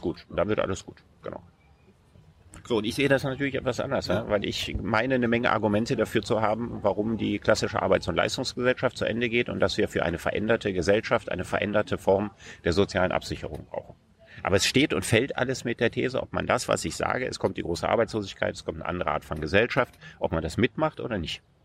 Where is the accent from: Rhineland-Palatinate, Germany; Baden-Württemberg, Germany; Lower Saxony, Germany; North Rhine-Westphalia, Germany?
North Rhine-Westphalia, Germany; Solingen; in meiner Heimatstadt Solingen